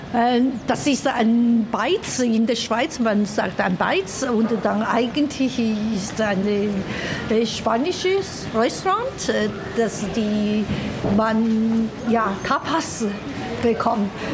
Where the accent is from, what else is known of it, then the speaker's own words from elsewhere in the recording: Chongqing, China; German is a second language; moved away as an adult; now in Zürich, Switzerland; damals in Chongqing und in meiner Heimat